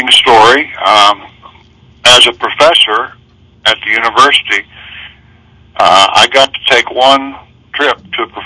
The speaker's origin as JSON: {"language": "English", "region": "Missouri", "country": "United States", "tie": "born or raised there", "said": "my hometown in Missouri"}